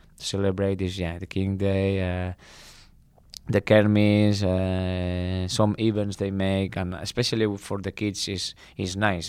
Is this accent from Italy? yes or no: no; Barcelona, Catalonia, Spain; English is a second language; moved away as an adult; also born or lived in Krakow, Poland; now in Tilburg, Netherlands; I come from Barcelona, big city